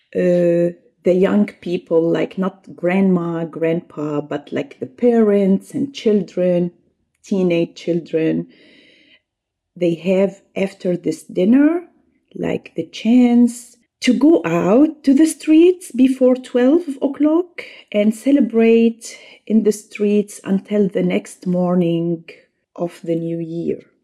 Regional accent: Syria; English is a second language; moved away as an adult; now in Germany; my home country, Syria

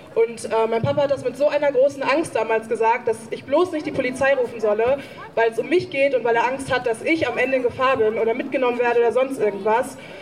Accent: Dortmund, North Rhine-Westphalia, Germany; ich bin in Dortmund geboren und in Deutschland

